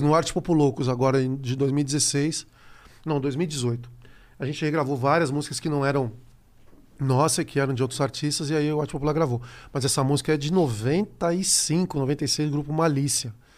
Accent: Brazil; eu sou brasileiro

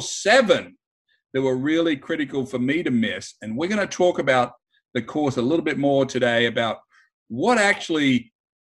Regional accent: Australia; being Australian

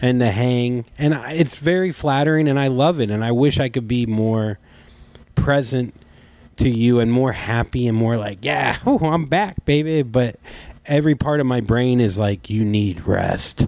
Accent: Port St. Lucie, Florida, United States; moved away; I'm from Port St. Lucie

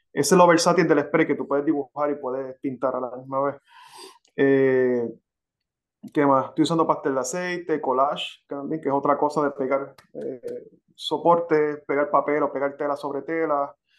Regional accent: Carolina, Puerto Rico; moved away as an adult; now in Florida, United States; yo soy de Carolina, Puerto Rico. Ok. Y a, mis, y a mis 41 años me mudé a, Florida

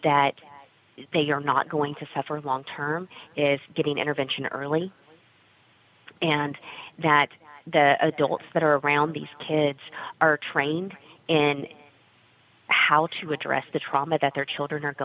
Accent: Texas, United States; also born or lived in San Antonio, Texas; I grew up in Texas

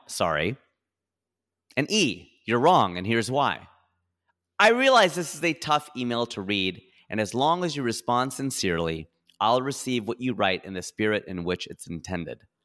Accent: Ohio, United States; now in California, United States; I'm a boy from Ohio. who owns a plot of land in California.

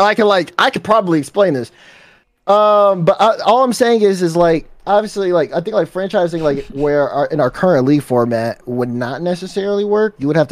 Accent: Chicago, Illinois, United States; I'm from Chicago.

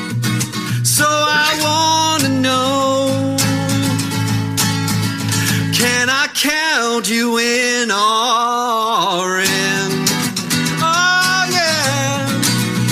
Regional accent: United States; I'm from America.

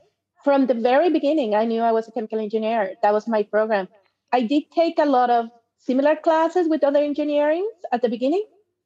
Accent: Mexico; moved away as an adult; also born or lived in Germany / United States / United Kingdom / Querétaro; now in Canada; So I was born and raised in Mexico. Then I lived in Germany for a year. I lived in the United States for 5 years. Then I moved to Canada. Then I moved to the UK, and I lived in the UK for 2.5 years, and then moved back to Canada.

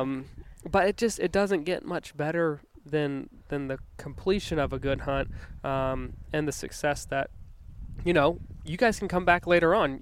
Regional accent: Virginia, United States; moved away; also born or lived in Denver; growing up in Virginia

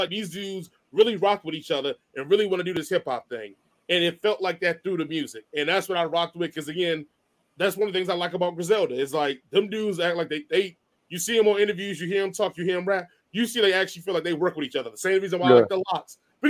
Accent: Washington, District of Columbia, United States; accent: DC; moved away as an adult; I've lost my DC accent a long time ago because I really ain't been living in DC

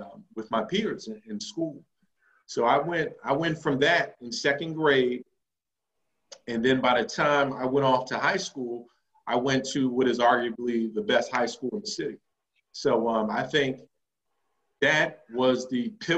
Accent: Philadelphia, Pennsylvania, United States; I'm a native Philadelphian, West Philly, born and raised

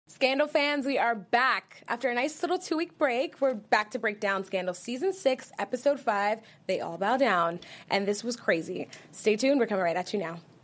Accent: East Coast, United States; I'm from the East Coast

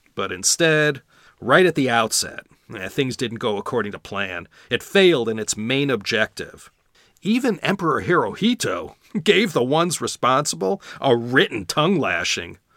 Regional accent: Chicago, Illinois, United States; my hometown, Chicago, Illinois

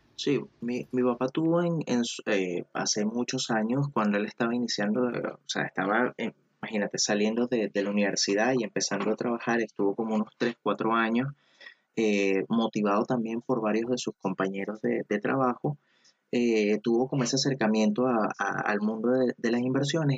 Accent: Venezuela; now in Chile; soy de Venezuela, pero actualmente vivo, vivo en Chile

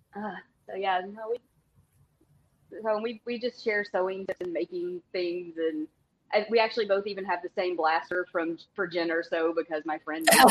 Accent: Tennessee, United States; I'm from Tennessee

